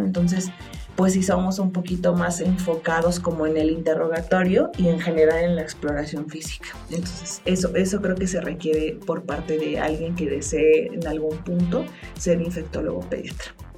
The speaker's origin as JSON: {"language": "Spanish", "country": "Mexico", "said": "tenemos como mexicanos"}